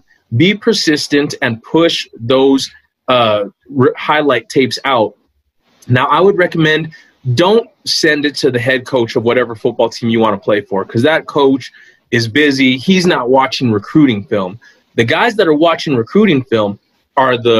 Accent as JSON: {"language": "English", "town": "El Paso", "region": "Texas", "country": "United States", "said": "I'm from El Paso"}